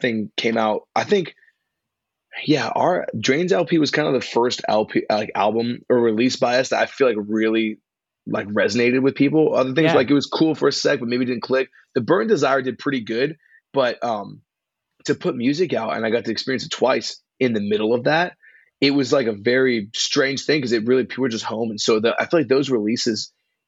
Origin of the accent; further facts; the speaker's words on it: Los Angeles, California, United States; moved away as an adult; also born or lived in Santa Cruz, California; now in Bay Area, United States; I'm from like Los Angeles. I grew up in San Pedro. And so yeah, that's my first home for the first 18 years of my life